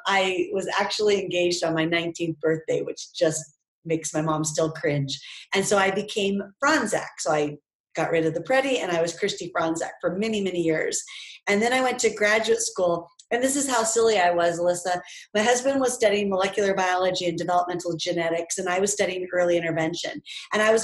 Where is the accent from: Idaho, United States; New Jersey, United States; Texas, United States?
Idaho, United States; moved away as an adult; also born or lived in Oregon; now in Ohio, United States; I grew up in the West. So I grew up in Idaho